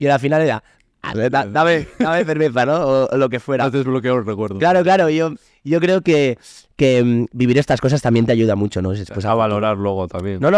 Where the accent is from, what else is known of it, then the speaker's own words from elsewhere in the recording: Sant Feliu, Catalonia, Spain; en, mi pueblo, en San felipe